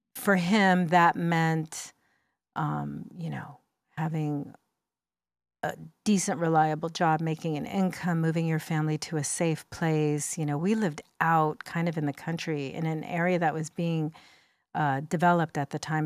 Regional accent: United States; first language English; I was born in the United States and spoke English in my house

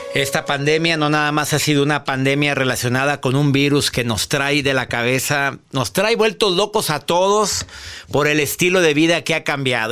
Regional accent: Mexico; en mi país, en México

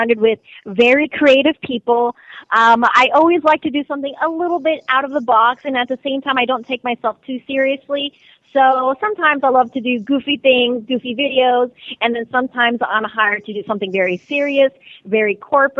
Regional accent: South Florida, United States; also born or lived in Colombia; I originally grew up down here in South Florida. I'm from Columbia

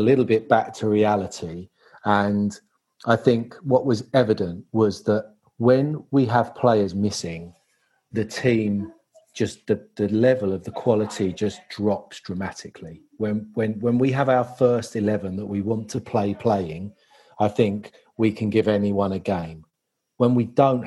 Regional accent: Chislehurst, London, United Kingdom; I am, funnily enough, not far from Orpington, Chislehurst. Slightly more posh.

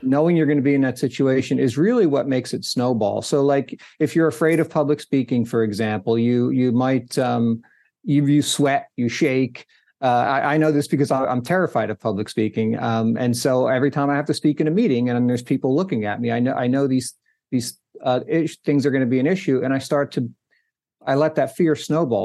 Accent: New Jersey, United States; I grew up in New Jersey

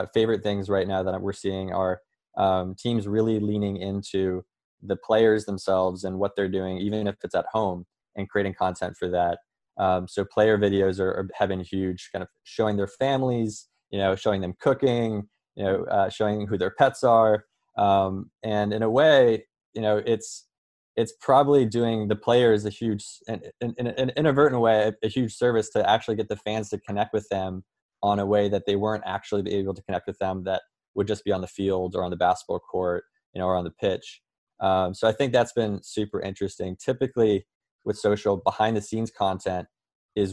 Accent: Colorado, United States; moved away as an adult; now in New York, United States; I'm from Colorado, but I've been here in New York for around 5 years now.

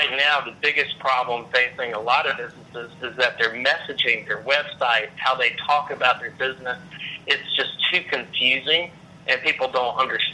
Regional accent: North Carolina, United States; moved away as an adult; also born or lived in Raleigh, North Carolina / Cary, North Carolina; now in Atlanta, United States; I'm from North Carolina

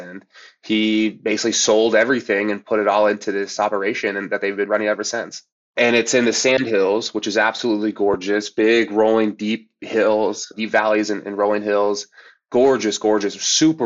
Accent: Seeley Lake, Montana, United States; I grew up in Montana, a small little logging town north of Missoula called Sealy Lake.

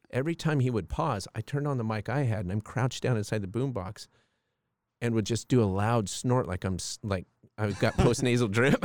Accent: Palm Springs, California, United States; We grew up in Palm Springs, California

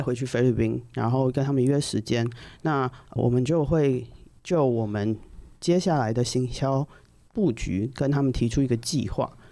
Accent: Taiwan; 我们台湾人

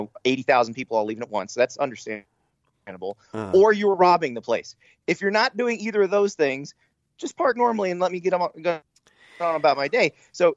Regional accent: Key Largo, Florida, United States; born or raised there; also born or lived in Columbia, South Carolina

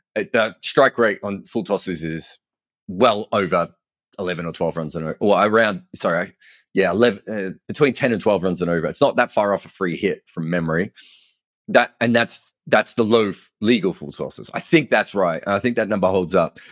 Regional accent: Melbourne, Victoria, Australia; moved away as an adult; now in England; I grew up in Melbourne

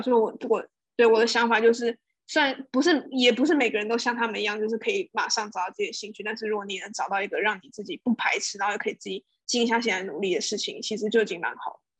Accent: Taiwan; moved away as an adult; now in Singapore; 我从小到大都在台湾长大

